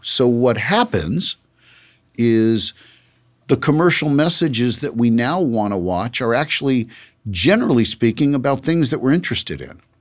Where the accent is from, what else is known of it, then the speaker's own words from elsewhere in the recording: Los Angeles, California, United States; also born or lived in New York; I grew up in Los Angeles